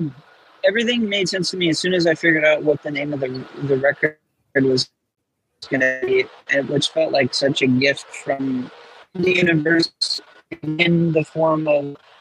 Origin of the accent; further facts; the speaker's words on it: Michigan, United States; also born or lived in Texas; We kind of started in Texas, but I grew up mostly in Michigan, and then a lot of our roots go back to like Owosso, Michigan, and like Lansing area.